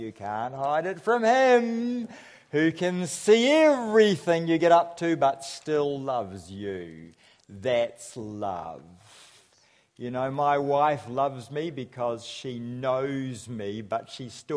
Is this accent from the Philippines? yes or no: no; Nelson, New Zealand; I come from Nelson, which accounts for my accent